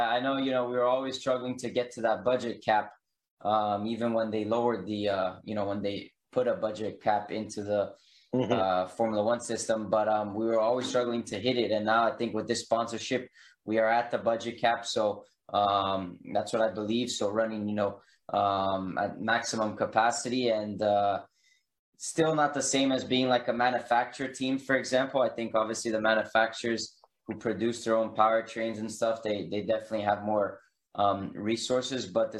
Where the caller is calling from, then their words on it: Davidson, North Carolina, United States; So I'm in North Carolina now, in Davidson.